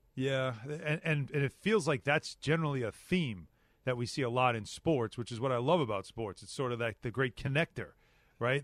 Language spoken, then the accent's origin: English; Long Island, New York, United States; I grew up on Long Island, the ocean right there